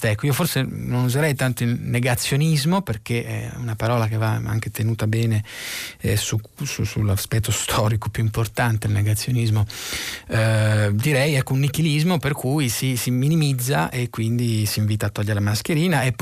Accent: Milan, Lombardy, Italy; guardi Sara, io vengo da Milano

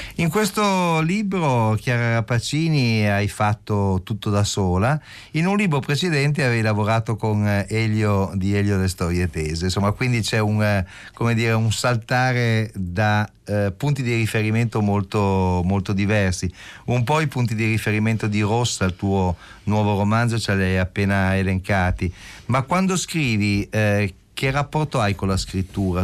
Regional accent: Turin, Piedmont, Italy; io invece da torinese

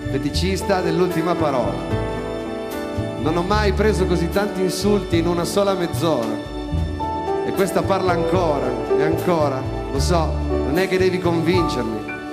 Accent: Turin, Piedmont, Italy; No, sono piemontese come Tenco.

